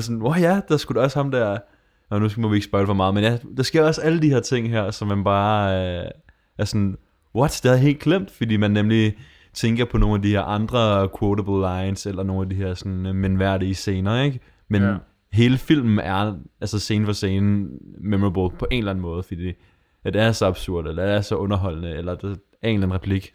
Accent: Denmark; noget, der som dansker, jeg stikker lidt ud

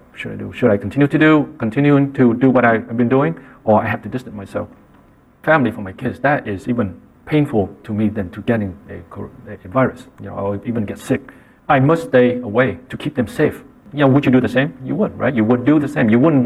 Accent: Vietnam; moved away; I grew up in Vietnam

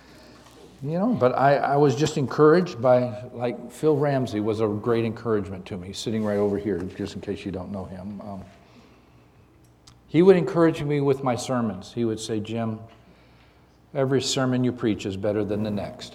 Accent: Canada; also born or lived in Dallas, Texas; now in South Boston, United States; I grew up in Canada.

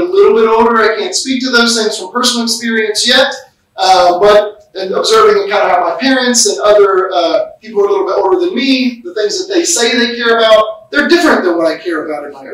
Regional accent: United States; The way that I view things as an American

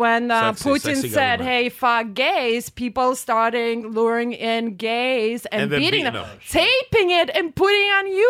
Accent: Riga, Latvia; now in United States; me growing up in Latvia, Riga

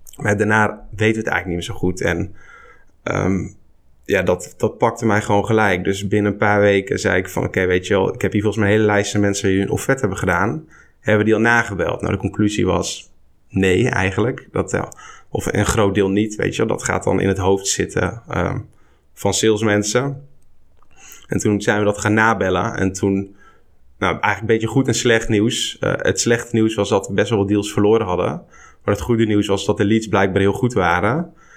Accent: Barneveld, Gelderland, Netherlands; Ik kom uit Barneveld, plaatsje op de Veluwe

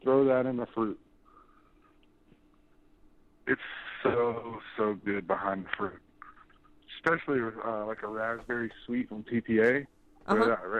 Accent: Albany, Georgia, United States; I'm from Albany, Georgia, which is about two and a half hours south of Atlanta.

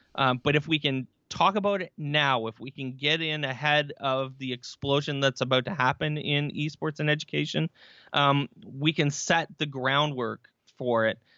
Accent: Barrie, Ontario, Canada; I am from Barrie, Ontario, Canada

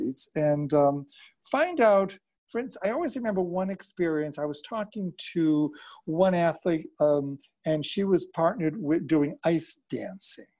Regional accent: Canada; as a Canadian

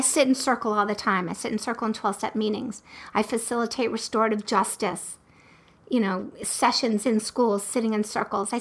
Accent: Baltimore, Maryland, United States; I also went to the University of Maryland, and I was born in Baltimore

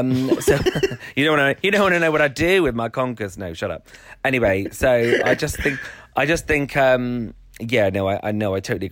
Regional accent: Welland, Ontario, Canada; so I went, I'm from Welland.

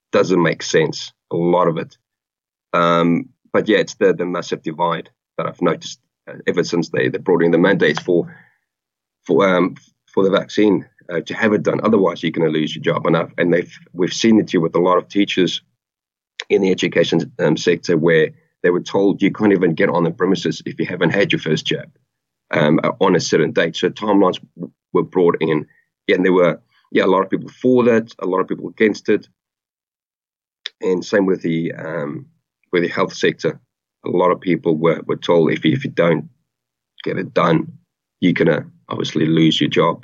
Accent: Roodepoort, Gauteng, South Africa; also born or lived in Johannesburg, South Africa / United Kingdom; now in New Zealand; grew up in Roodepoort, which is a big town on the outskirts of Joburg

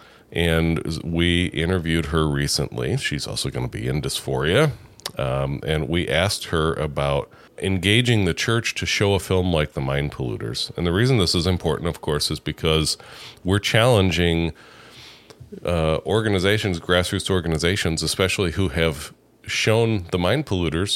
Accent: Cuba, New York, United States; moved away; I am a native New Yorker.

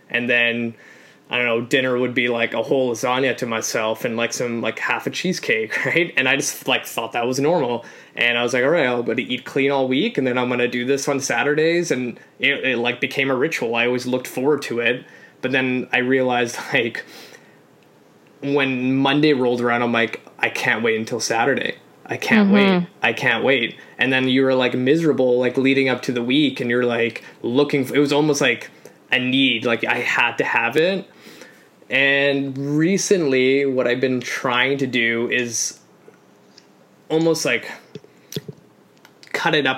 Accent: Canada; also born or lived in Poland; So I'm an immigrant. So I came to Canada from Poland at 3

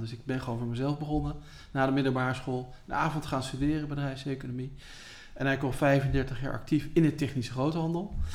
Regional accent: The Hague, South Holland, Netherlands; ook als Hagenaar

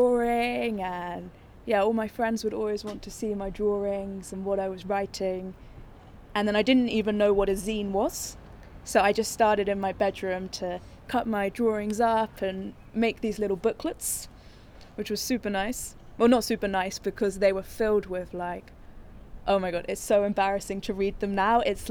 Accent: London, United Kingdom; I'm from London, and I'm an art director

